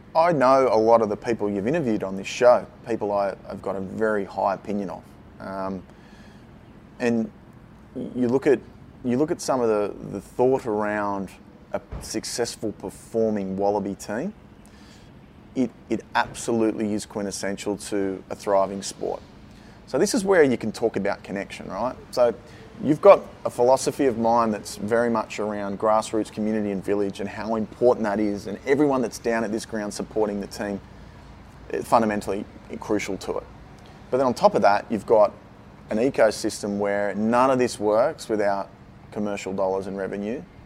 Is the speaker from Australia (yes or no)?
yes; Sydney, New South Wales, Australia; growing up in Coogee and Maroubra, I was always blessed to have a really good life.